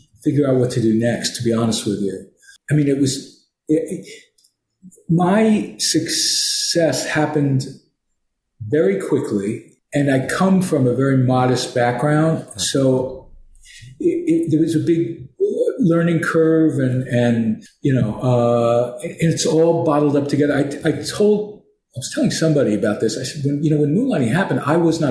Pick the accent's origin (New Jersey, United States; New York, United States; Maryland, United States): New York, United States; moved away; also born or lived in California; I'm from New York